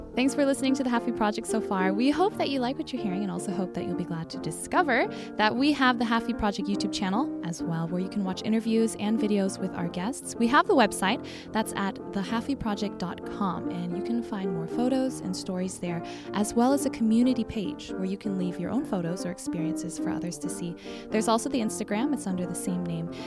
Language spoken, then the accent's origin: English; United States; moved away; born and mostly raised in the U S